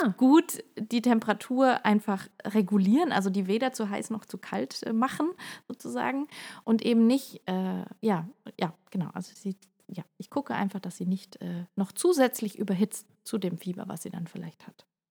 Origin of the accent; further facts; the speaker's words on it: Germany; also born or lived in Heidelberg; bei uns in Deutschland